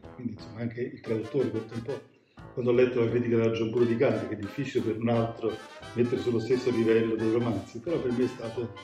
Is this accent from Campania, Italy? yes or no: yes; Naples, Campania, Italy; sono napoletano